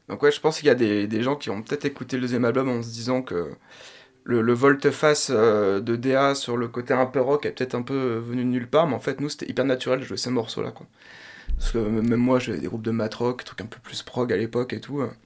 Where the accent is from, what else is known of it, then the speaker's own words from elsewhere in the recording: Laval, Pays de la Loire, France; moved away; also born or lived in Paris; je viens de Laval en plus, donc je suis content de, de pouvoir jouer dans, dans la région